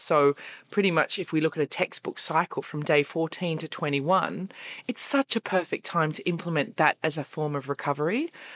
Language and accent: English; Australia; now in Berlin, Germany; I'm stuck in Berlin and I'm Australian